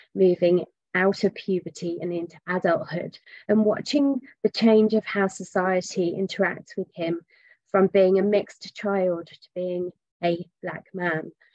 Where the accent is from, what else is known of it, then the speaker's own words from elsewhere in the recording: England, United Kingdom; I'm English.